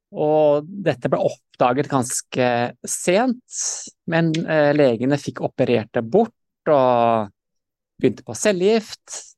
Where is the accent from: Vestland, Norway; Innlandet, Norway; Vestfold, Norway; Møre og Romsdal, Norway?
Vestfold, Norway; Sandefjord; moved away as an adult; now in Stavanger, Norway; jeg er født i Sandefjord, da. Vestfold